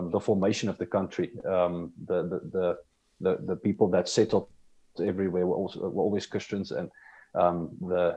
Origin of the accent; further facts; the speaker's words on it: South Africa; moved away as an adult; now in Windhoek, Namibia; I was born in South Africa, and I lived there most of my life